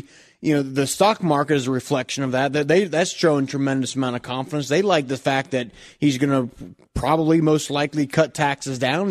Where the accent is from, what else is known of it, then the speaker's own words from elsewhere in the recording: Green Township, Hamilton County, Ohio, United States; I grew up in Greene Township.